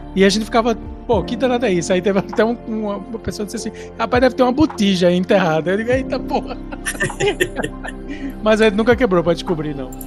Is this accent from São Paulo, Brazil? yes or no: yes; São Paulo, Brazil; now in Recife, Brazil; apesar de eu ter virado recifense, eu não sou recifense, eu sou de São Paulo